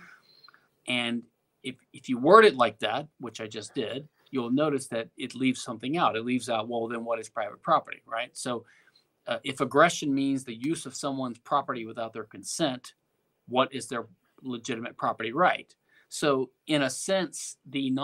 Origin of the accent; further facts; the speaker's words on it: Louisiana, United States; now in Houston, United States; I'm from Louisiana originally